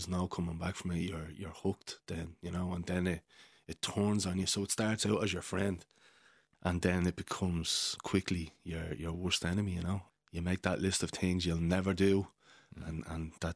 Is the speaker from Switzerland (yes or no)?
no; Dublin, Leinster, Ireland; I grew up in South County Dublin and, to a single mother